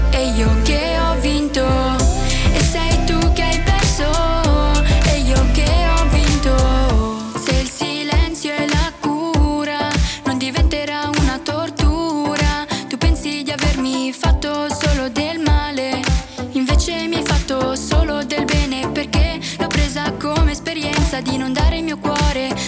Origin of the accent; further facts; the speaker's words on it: Bressanone, Trentino-Alto Adige, Italy; ho 19 anni e sono di Bressanone.